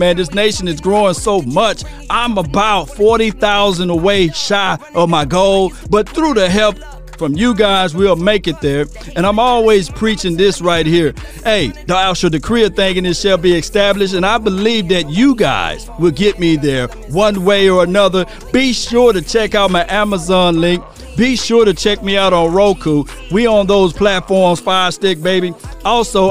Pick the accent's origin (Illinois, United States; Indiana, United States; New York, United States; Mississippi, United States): Mississippi, United States; Natchez; Natchez, Mississippi. That's my hometown